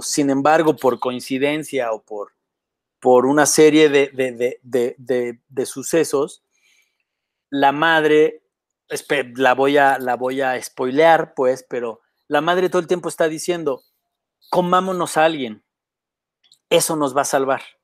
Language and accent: Spanish; Mexico; Yo crecí en la CTM